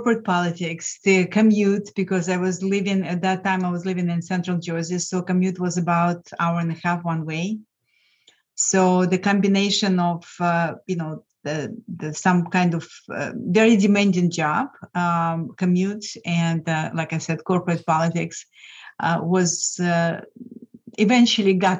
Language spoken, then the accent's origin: English; Lithuania; English is a second language; moved away as an adult; now in United States; I'm originally from Lithuania